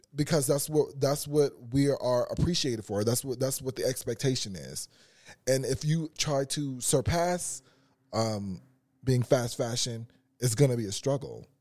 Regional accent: Carson, California, United States; I'm from Carson

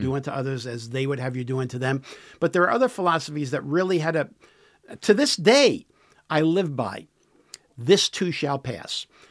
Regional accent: New York City, New York, United States; now in San Diego, United States; New York City is my, is where I was born and raised, in the city

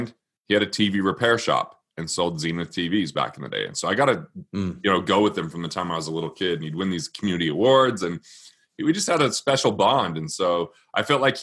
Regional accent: Utah, United States; I grew up in Utah, but I'm not Mormon

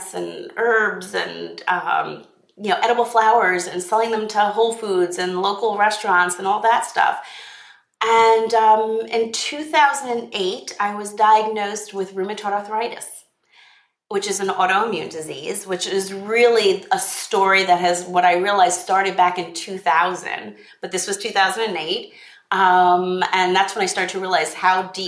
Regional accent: Long Island, New York, United States; was born on Long Island in New York

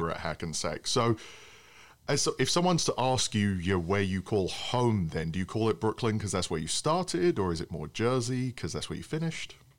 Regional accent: England, United Kingdom; now in United States; being an Englishman

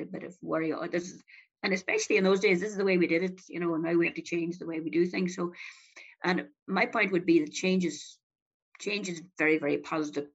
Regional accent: Donegal, Ulster, Ireland; moved away as an adult; also born or lived in Galway / Dublin; I was born and reared in Donegal

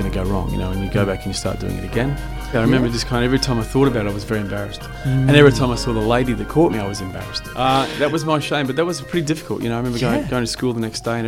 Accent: Chinchilla, Queensland, Australia; my hometown, Chinchilla

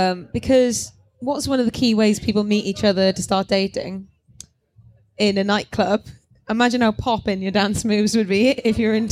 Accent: Wales, United Kingdom; I think my sense of smell is cancelled out by being Welsh.

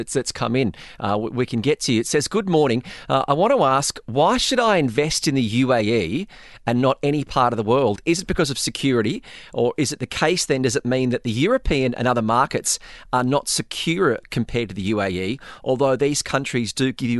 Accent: Australia; now in Dubai, United Arab Emirates; as an Australian

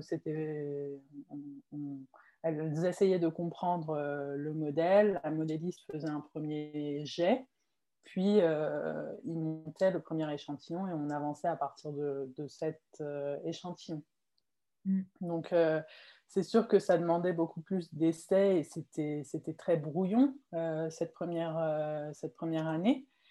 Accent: Mulhouse, Grand Est, France; moved away as an adult; now in Morocco; Moi, je suis née au, au Maroc. J'ai habité ici jusqu'à mes 6 ans. Mhm. Puis ensuite, j'ai déménagé en, en, France avec ma famille et j'ai grandi à Mulhouse en Alsace.

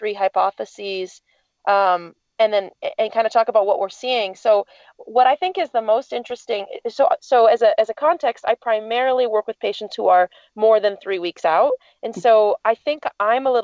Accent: United States; as an American

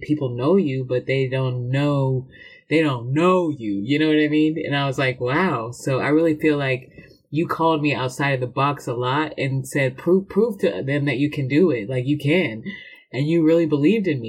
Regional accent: Round Rock, Texas, United States; I was raised in Round Rock

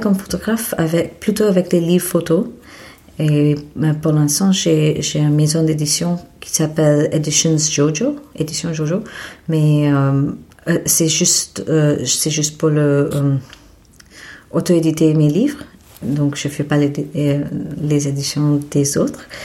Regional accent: Mumbai, Maharashtra, India; French is a second language; moved away as an adult; also born or lived in Paris, France; je suis née à Bombay en Inde et ah, j'ai fait mes études en Inde aussi

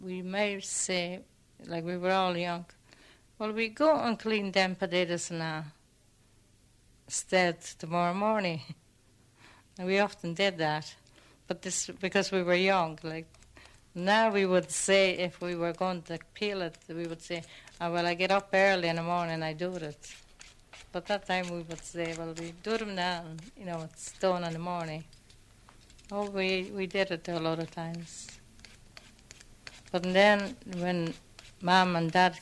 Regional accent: Frosinone province, Lazio, Italy; moved away; I'm from Mondartigo, provincia of Frosinone, but I'm 100 miles from Rome. It's a small village

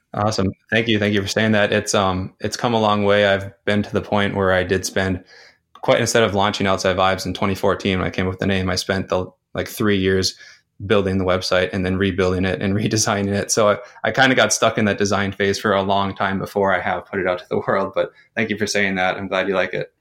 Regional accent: North Dakota, United States; moved away as an adult; I grew up in my hometown, went to university, and then got a career in my hometown

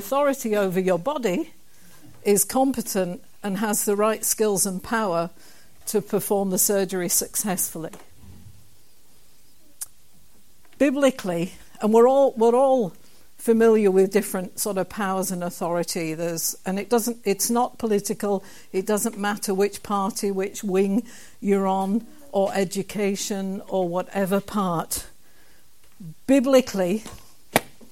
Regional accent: Kilbirnie, Scotland, United Kingdom; the town that I come from, a wee town called Kilburnie

